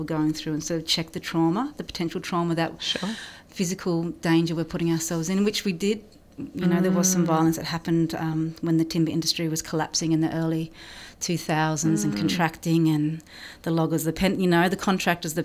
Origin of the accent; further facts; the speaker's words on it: Blue Mountains, New South Wales, Australia; I grew up in the Blue Mountains